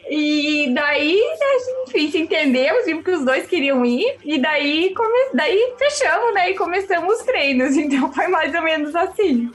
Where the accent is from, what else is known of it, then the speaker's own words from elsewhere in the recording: Rio Grande do Sul, Brazil; moved away as an adult; now in São Paulo, Brazil; eu sou gaúcha, né, já faz aí alguns anos que eu moro em São Paulo